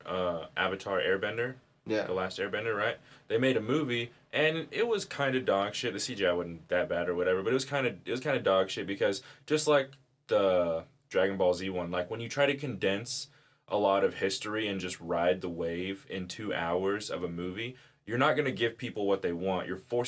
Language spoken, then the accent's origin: English; the South, United States; growing up in the South